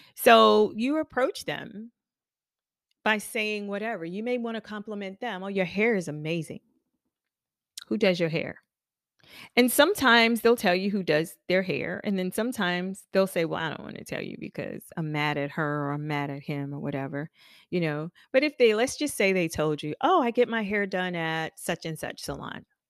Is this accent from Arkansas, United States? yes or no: no; Charleston, South Carolina, United States; moved away as an adult; now in Charlotte, United States; I'm from Charleston. South Carolina. I've been living in Charlotte for almost